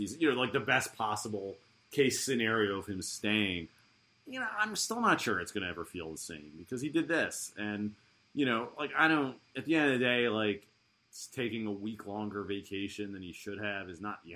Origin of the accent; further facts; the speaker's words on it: United States; I'm an American